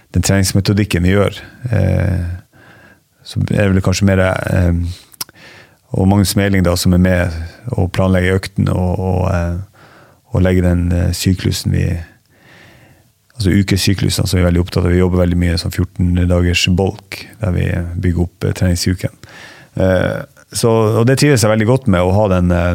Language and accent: Norwegian; Ballangen, Nordland, Norway; accent: northern Norwegian; moved away as an adult; also born or lived in Harstad; now in Askim, Norway; Opprinnelig så er jeg fra en plass som heter Ballangen, i, eh, i Nordland. Eh, og så eh, flytta jeg til Harstad da jeg var elleve